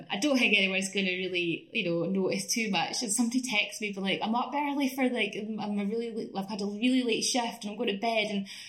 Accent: Scotland, United Kingdom; moved away as an adult; now in London, United Kingdom; I'm Scottish

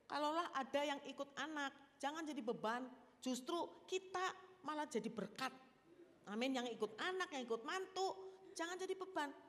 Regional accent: Java, Indonesia; Ini eh, saya orang Jawa soalnya kan.

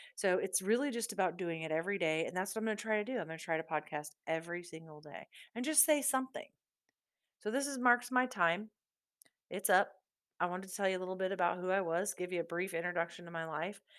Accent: Southeast Iowa, United States; born and raised in Southeast Iowa

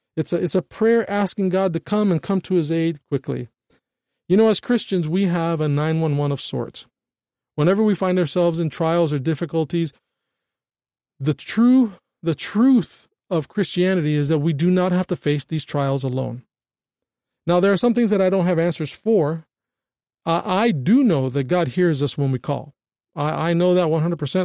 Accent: United States; we as American citizens

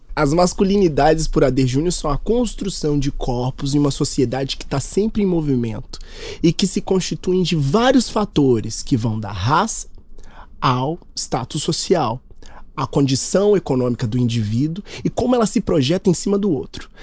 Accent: Minas Gerais, Brazil; A gente é mineiro

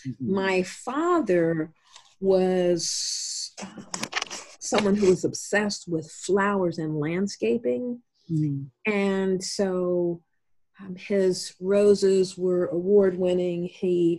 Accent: Columbus, Ohio, United States; I'm actually from Columbus, and so this is home

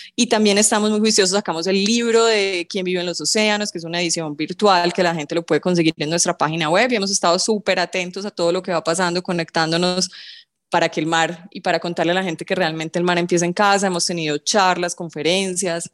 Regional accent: Colombia; en nuestro país

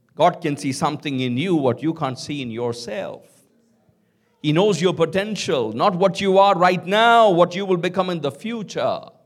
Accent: Kolkata, West Bengal, India; I grew up in Calcutta

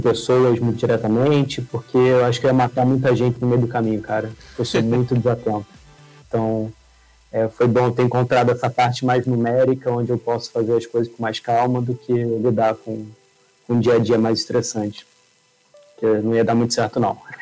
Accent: Rio de Janeiro, Brazil; moved away as an adult; now in São Paulo, Brazil; acho que o sotaque vai entregar um pouco. Eu sou carioca, mas acabei mudando aqui para São Paulo

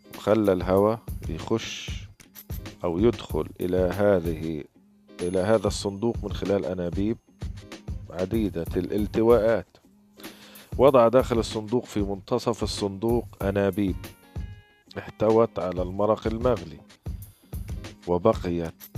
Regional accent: Gaza, Gaza Strip, Palestine; من فلسطين غزة

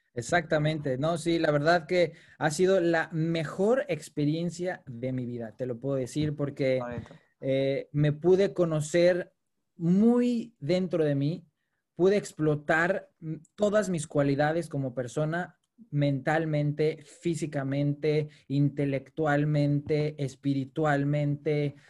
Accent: Mexico; moved away as an adult; now in United Kingdom; siendo mexicano

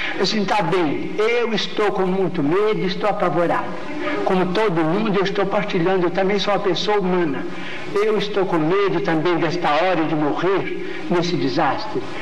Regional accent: Pedro Leopoldo, Minas Gerais, Brazil; moved away as an adult; now in Uberaba, Brazil; Pedro Leopoldo, a terra onde nasci

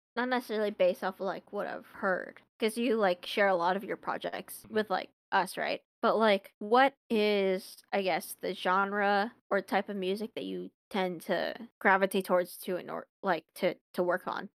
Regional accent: Long Beach, California, United States; I'm from Long Beach

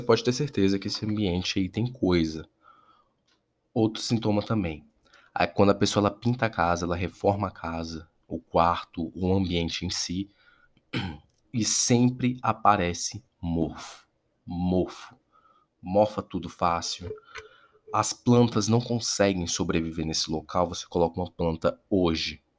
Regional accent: Brasília, Federal District, Brazil; eu sou aqui de Brasília

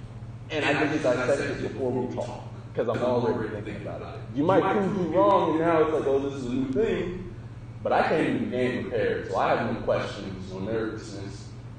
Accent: West Coast, United States; I grew up in the West Coast.

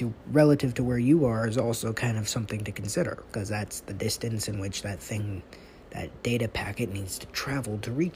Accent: United States; I'm from America

